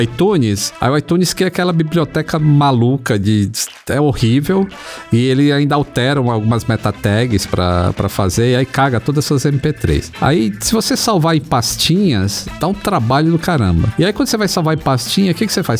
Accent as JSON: {"language": "Portuguese", "region": "Northeast Region", "country": "Brazil", "said": "de onde eu vim, que eu, eu sou nordestino"}